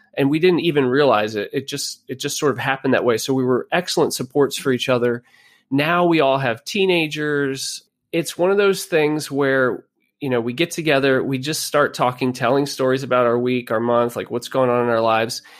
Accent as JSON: {"language": "English", "region": "Pennsylvania", "country": "United States", "tie": "born or raised there", "also_born_or_lived": "Virginia", "said": "We moved back to Pennsylvania from Virginia. I grew up here"}